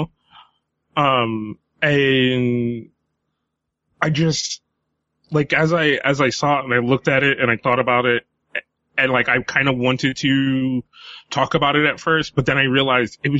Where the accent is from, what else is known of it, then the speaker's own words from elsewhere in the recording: United States; we as American fans